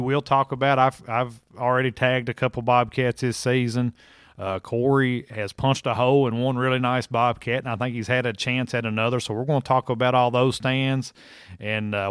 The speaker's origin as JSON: {"language": "English", "region": "Kentucky", "country": "United States", "said": "Here in my home state of Kentucky"}